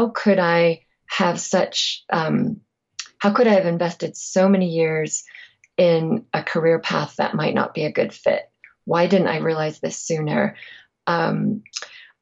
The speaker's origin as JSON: {"language": "English", "region": "England", "country": "United Kingdom", "said": "I'm also from England"}